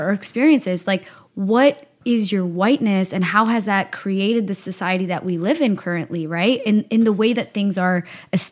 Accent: Burnaby, British Columbia, Canada; also born or lived in Victoria / Surrey; I grew up in Burnaby

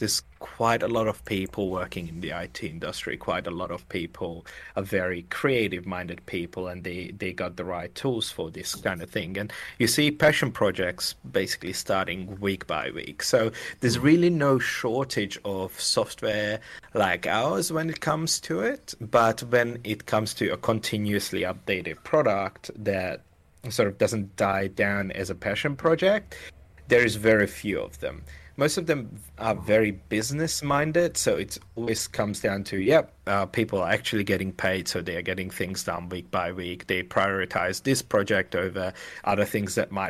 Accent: Hungary; moved away as an adult; now in Melbourne, Australia; I'm from Hungary

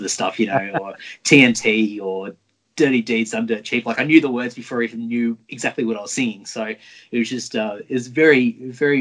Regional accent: Brisbane, Queensland, Australia; I grew up in Brisbane and we had some really amazing record stores back in the day

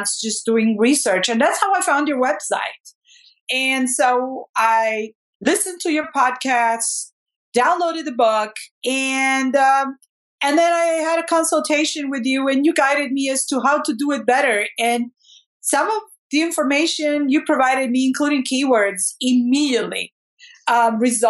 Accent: Italy; now in Washington, D.C., United States; I was born in Italy. We came to Washington, D.C.

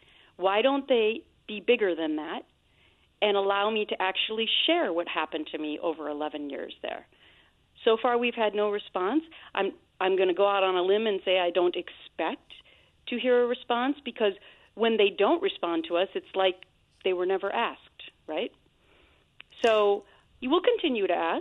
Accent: Minnesota, United States; I was brought up in Minnesota where we have incredibly hard work values

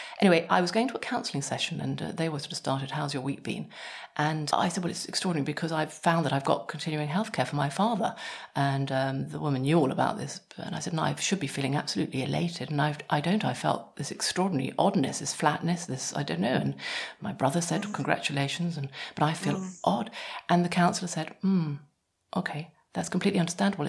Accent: England, United Kingdom; I'm English

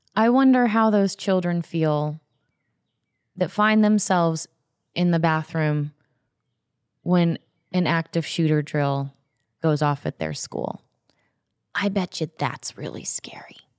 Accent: Florida, United States; I grew up in Florida

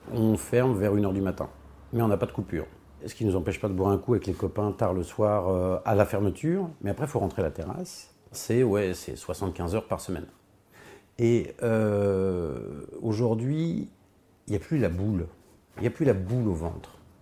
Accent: Hauts-de-Seine, Île-de-France, France; moved away as an adult; also born or lived in Versailles; now in Beaulieu-lès-Loches, France; Je suis né à Versailles, j'ai grandi euh, dans les Hauts-de-Seine

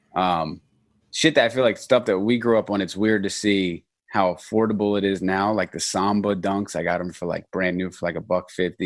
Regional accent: Norristown, Pennsylvania, United States; I'm from Norristown, Pennsylvania

